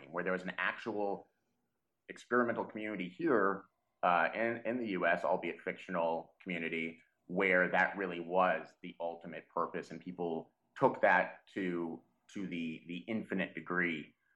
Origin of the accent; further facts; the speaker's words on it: Dallas, Texas, United States; moved away; I'm from Texas originally. I'm more of a city suburbanite guy. I'm from the Dallas area